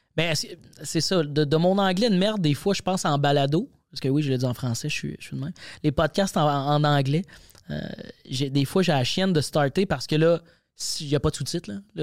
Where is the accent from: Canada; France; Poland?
Canada; Quebec; accent: Québécois